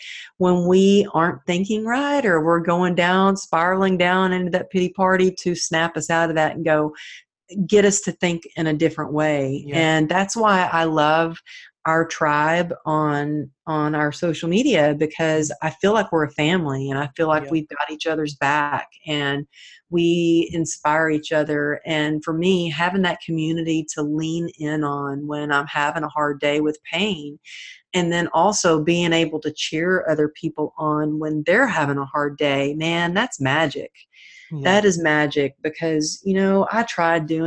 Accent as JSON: {"language": "English", "region": "Texas", "country": "United States", "tie": "born or raised there", "said": "growing up in Texas"}